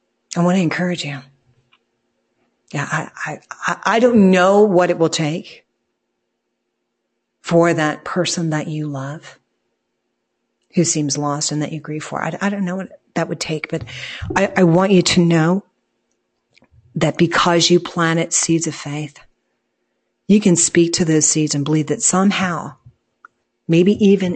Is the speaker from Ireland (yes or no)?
yes; Ireland; I guess because we're Irish. But we use this expression all the time.